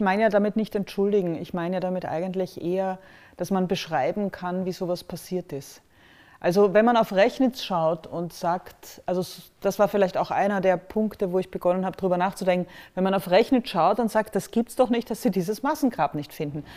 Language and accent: German; Austria; als Österreicherin